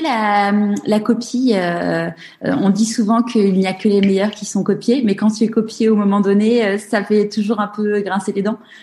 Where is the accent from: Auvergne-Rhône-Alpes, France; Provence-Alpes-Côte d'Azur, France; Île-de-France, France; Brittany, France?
Île-de-France, France; Paris; moved away as an adult; now in Marseille, France; je suis parisienne